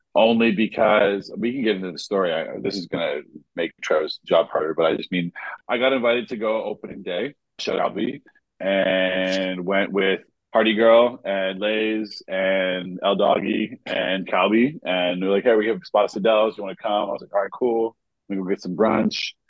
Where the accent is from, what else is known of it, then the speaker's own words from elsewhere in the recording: Jamaica; I feel ashamed as a Jamaican